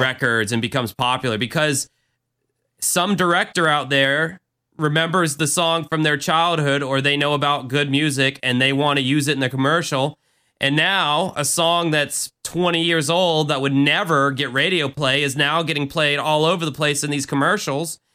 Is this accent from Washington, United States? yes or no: no; Jacksonville, Florida, United States; my hometown